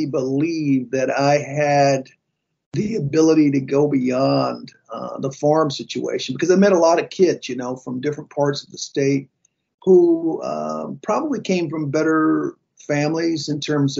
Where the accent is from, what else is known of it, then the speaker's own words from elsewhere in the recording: North Carolina, United States; Growing up in North Carolina, very strong farming community, tobacco farmers, cotton farmers. And my folks, 9 brothers and sisters, lived not too far from Raleigh, North Carolina